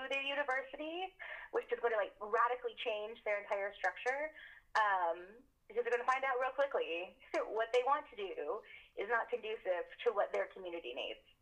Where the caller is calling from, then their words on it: Tulsa, Oklahoma, United States; I'm calling in from the Muskogee Creek Reservation, or what was formerly known as Tulsa, Oklahoma. And I am a citizen of the Seminole Nation of Oklahoma, and I am also Muskogee Creek.